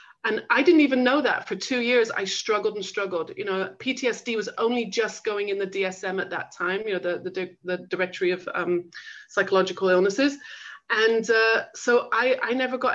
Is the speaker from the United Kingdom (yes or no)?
yes; England, United Kingdom; moved away as an adult; also born or lived in Manchester / London / Los Angeles; I grew up in England